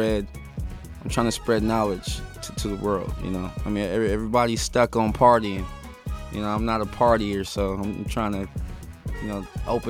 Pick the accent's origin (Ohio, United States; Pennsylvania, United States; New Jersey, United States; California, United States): California, United States; Yeah. I'm from the San Gabriel Valley. You know what I'm saying? I've always moved, so I don't really claim an exact city, but I've always been around Pasadena, Duarte, you know. West Covina area.